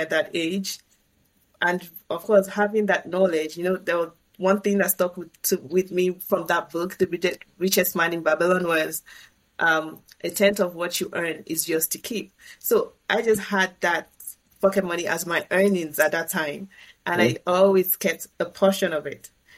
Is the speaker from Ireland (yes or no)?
no; Nigeria; moved away as an adult; now in Canada; back home in my home country, Nigeria